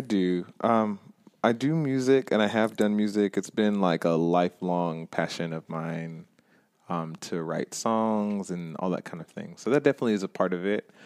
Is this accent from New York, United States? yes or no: no; Stone Mountain, Georgia, United States; it is in my hometown